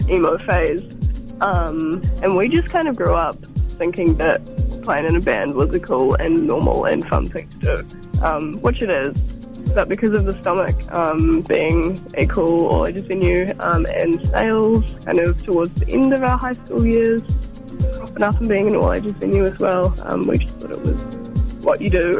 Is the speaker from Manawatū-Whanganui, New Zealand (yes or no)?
yes; Palmerston North, Manawatū-Whanganui, New Zealand; just in Palmerston North, there's a whole bunch of cool people who either make art or make music. Um, so growing up around them